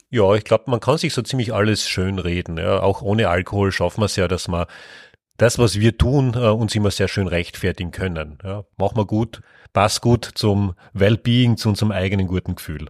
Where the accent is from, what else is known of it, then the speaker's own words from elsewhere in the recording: Carinthia, Austria; Ja, geboren bin ich in Kärnten. Ich bin auch dort aufgewachsen.